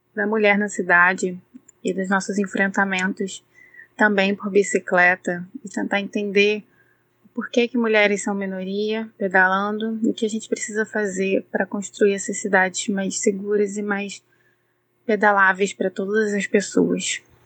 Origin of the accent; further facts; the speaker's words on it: Niterói, Rio de Janeiro, Brazil; eu sou da cidade de Niterói, no Rio